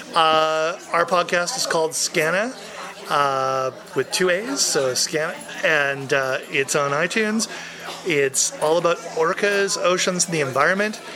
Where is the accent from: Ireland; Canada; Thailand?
Canada; Vancouver, British Columbia; in my hometown